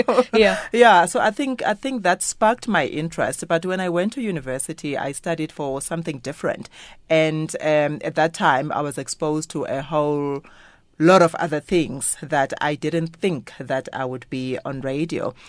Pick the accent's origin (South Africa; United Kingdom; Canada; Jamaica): South Africa; King William's Town, Eastern Cape; moved away; also born or lived in Port Elizabeth; a little girl growing up in King Williamstown.